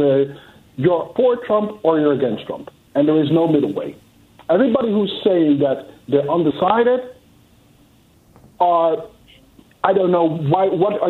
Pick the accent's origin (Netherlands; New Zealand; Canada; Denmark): Netherlands; I'm from Holland.